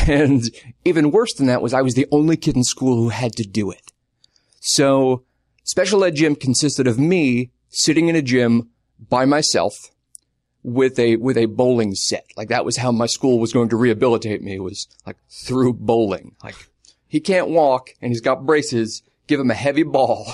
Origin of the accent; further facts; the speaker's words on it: Long Island, New York, United States; moved away as an adult; now in Los Angeles, United States; I grew up on Long Island, twenty minutes away from where Billy Joel grew up